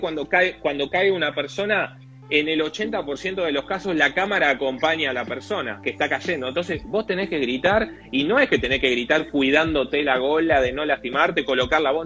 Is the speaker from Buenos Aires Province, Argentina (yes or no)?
yes; Mar de Ajó, Buenos Aires Province, Argentina; moved away; also born or lived in Lanús; Yo soy de Mar de Ajó